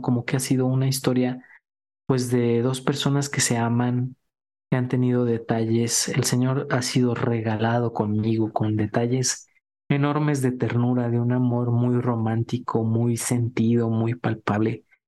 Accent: Durango, Mexico; moved away; cuando vi a Juan Pablo II de niño allá en Durango

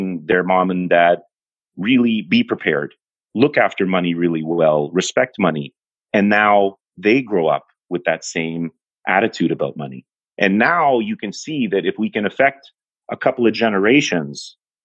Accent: Toronto, Ontario, Canada; born and raised in Toronto

